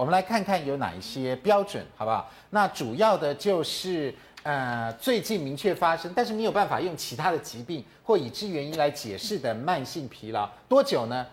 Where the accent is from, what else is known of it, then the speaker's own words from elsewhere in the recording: Taiwan; 我们台湾人